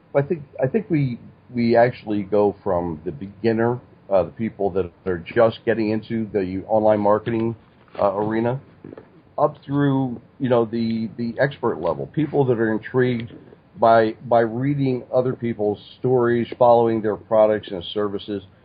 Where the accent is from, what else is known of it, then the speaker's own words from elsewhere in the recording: Stroudsburg, Pennsylvania, United States; I grew up in Stroudsburg, Pennsylvania.